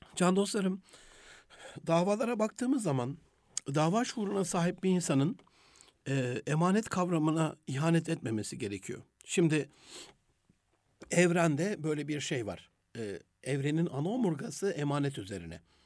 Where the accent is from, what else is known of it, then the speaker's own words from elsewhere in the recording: Gaziantep, Turkey; ben Rize Göçmeni bir ailenin Antepli bir evladıyım.